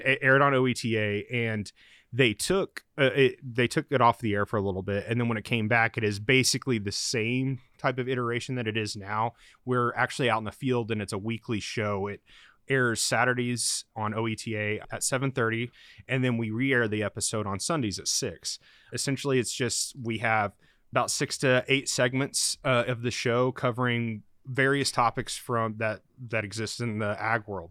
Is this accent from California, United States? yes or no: no; Oklahoma, United States; moved away as an adult; also born or lived in Oregon; I'm from Oklahoma